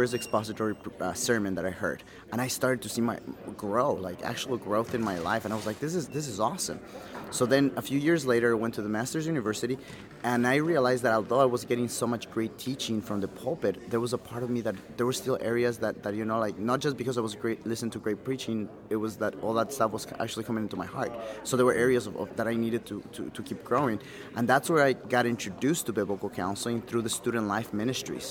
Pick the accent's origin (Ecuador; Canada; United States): Ecuador; Quito, Pichincha; I was born and raised in Quito, Ecuador